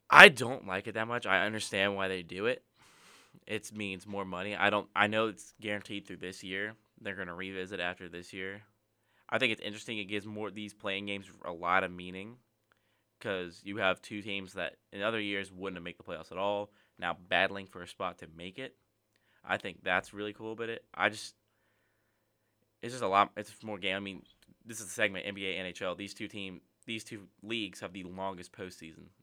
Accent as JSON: {"language": "English", "town": "Charlotte", "region": "North Carolina", "country": "United States", "said": "I'm from Charlotte"}